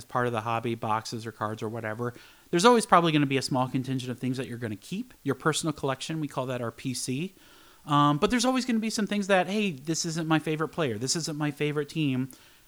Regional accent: Iowa City, Iowa, United States; now in Michigan, United States; I grew up in Iowa City.

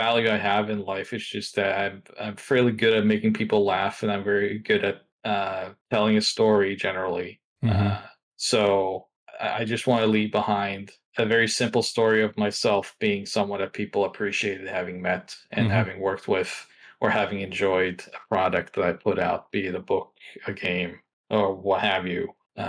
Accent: Norway; English is a second language; So I grew up in Norway, and there's a social norm there.

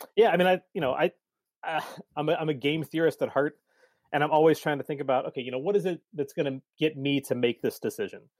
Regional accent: Cincinnati, Ohio, United States; also born or lived in Saint Louis area / Colorado; I grew up here in Cincinnati

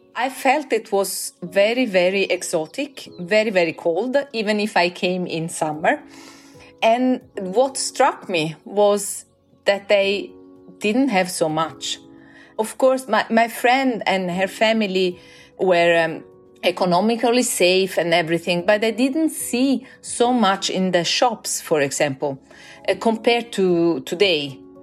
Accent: Florence, Tuscany, Italy; moved away as an adult; also born or lived in Norway; now in Oslo, Norway; I'm from Florence.

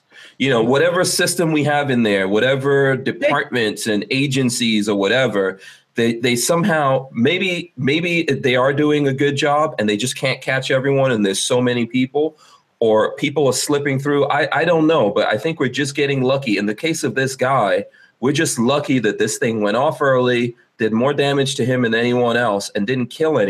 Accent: New York City, New York, United States; also born or lived in Guyana; I grew up in New York City

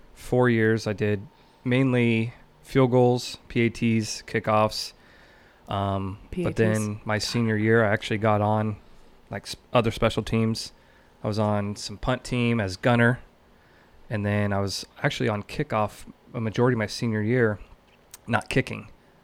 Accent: McCook, Nebraska, United States; also born or lived in Kearney; So I was born in Kearney because my parents lived in Mason City, Nebraska.

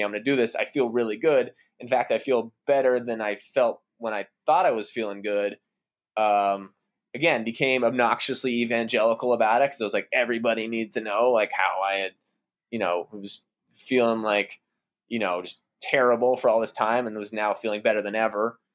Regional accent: outside the Boston area, Massachusetts, United States; So, I grew up in Massachusetts, uh, outside the Boston area

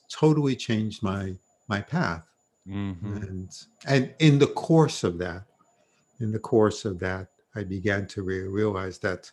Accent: New York City, New York, United States; I grew up in Brooklyn and New York

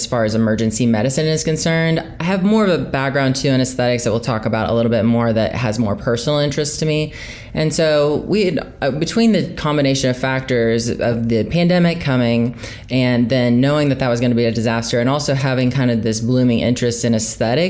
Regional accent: Oklahoma, United States; also born or lived in Tulsa, Oklahoma; I am from Oklahoma, so I live in Tulsa, Oklahoma, and I have a medical practice in Oklahoma City. I went to medical school in Oklahoma. I've never been able to escape that little flyover state

